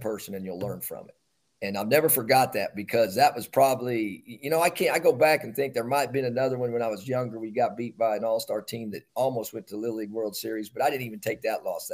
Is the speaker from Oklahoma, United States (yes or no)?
yes; Bartlesville, Oklahoma, United States; moved away; I'm from Bartlesville, Oklahoma